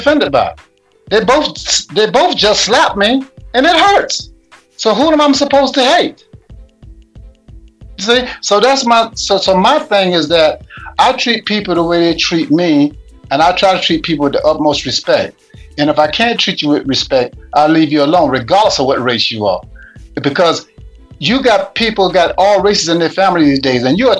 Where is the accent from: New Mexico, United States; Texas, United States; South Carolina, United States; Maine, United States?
South Carolina, United States; the South, near Charleston; I'm from the South, actually where the ships brought in the slaves to South Carolina, in Charleston, South Carolina.